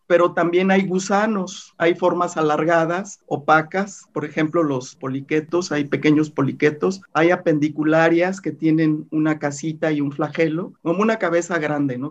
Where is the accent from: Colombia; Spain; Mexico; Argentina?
Mexico; Manzanillo, Colima; yo nací en Manzanillo, Colima